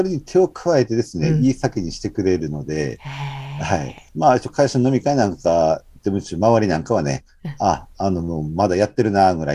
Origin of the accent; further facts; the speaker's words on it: Aomori, Japan; also born or lived in Sendai; まあ、一度、うん、一度若い時県外に出ましたけども、